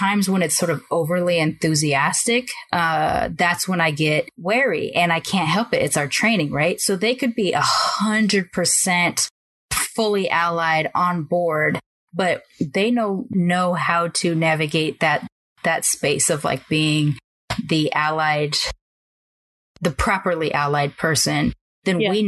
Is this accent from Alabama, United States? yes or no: no; Long Beach, California, United States; grew up in, you know, on the border of North Long Beach and Compton